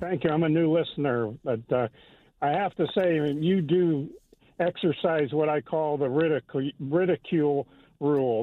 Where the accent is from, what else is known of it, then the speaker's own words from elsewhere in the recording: United States; I grew up in the United States and have lived here seventy-five years